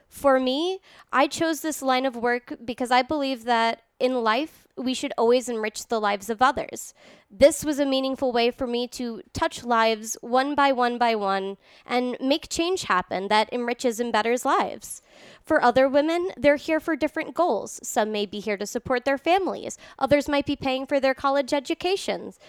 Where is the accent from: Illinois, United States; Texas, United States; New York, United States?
New York, United States; New York City; born or raised there; also born or lived in Ireland; now in Reno, United States